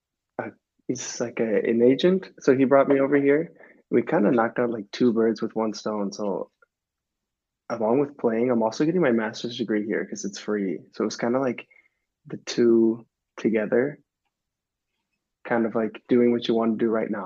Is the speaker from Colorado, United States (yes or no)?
no; Minneapolis, Minnesota, United States; accent: American; moved away as an adult; now in Oslo, Norway